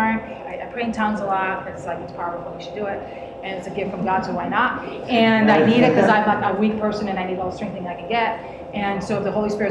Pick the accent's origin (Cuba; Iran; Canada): Cuba; moved away; also born or lived in Miami; We grew up around witchcraft. Like, I'm from Cuba